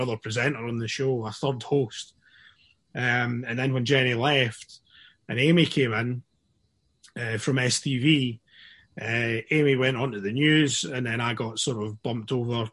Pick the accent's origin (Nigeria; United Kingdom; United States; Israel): United Kingdom; Dunfermline, Scotland; now in Glasgow, United Kingdom; growing up in Dunfermline